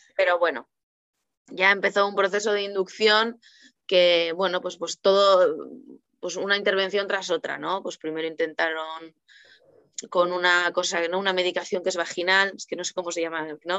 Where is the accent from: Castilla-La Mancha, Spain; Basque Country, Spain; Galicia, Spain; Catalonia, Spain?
Basque Country, Spain; Bilbao; now in Cantabria, Spain; yo soy de Bilbao, ahora vivo en Cantabria.